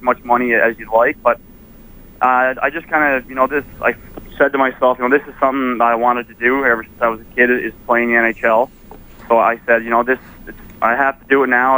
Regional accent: Prince Edward Island, Canada; moved away; I had a great uh, great career in PEI uh, for the Rocket, my hometown

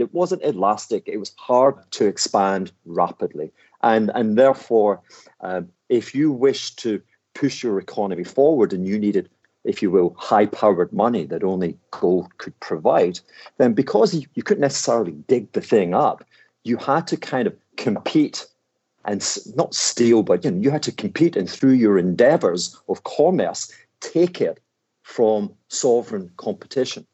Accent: Glasgow, Scotland, United Kingdom; I am this Glaswegian thug

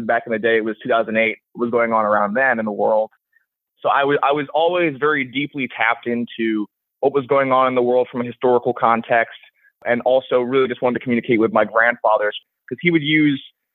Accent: New York, New Jersey, East Coast, United States; I grew up on the East Coast, New York, New Jersey

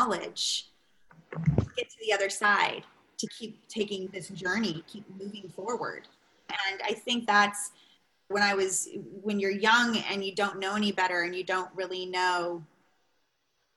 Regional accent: Long Beach, California, United States; moved away; growing up where I grew up in Long Beach

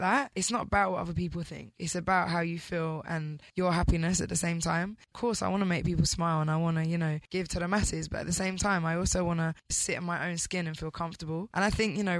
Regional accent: United Kingdom; as a British girl

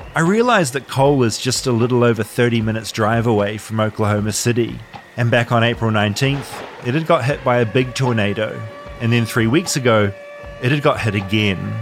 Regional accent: New Zealand; I'm from New Zealand

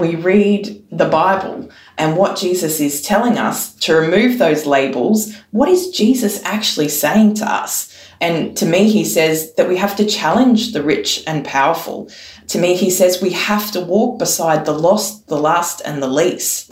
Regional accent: Yidinji country, Queensland, Australia; also born or lived in Gubbi Gubbi country, Queensland / Wakka Wakka nation (ancestry); now in Sydney, Australia; I've lived on Gubby Gubby country and I was born on Yindinji country and I live on Gadigal country today

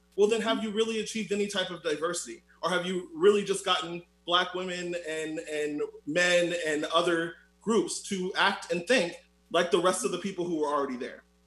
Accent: Orlando, Florida, United States; I'm also from Orlando, Florida.

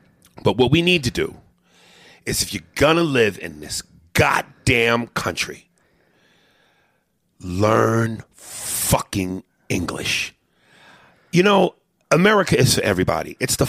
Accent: United States; I'm an American, nigga.

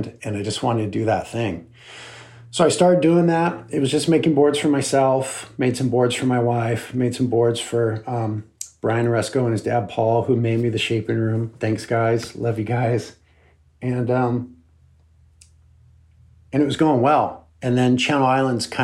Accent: Santa Barbara, California, United States; here in my hometown

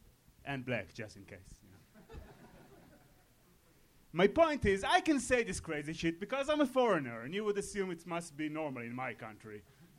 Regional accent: Israel; moved away; I'm from Israel

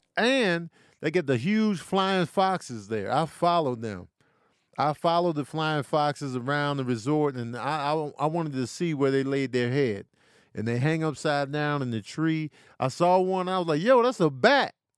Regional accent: Chicago, Illinois, United States; moved away; also born or lived in Clovis, New Mexico; I was raised there. I lived in Chicago my whole life at that time

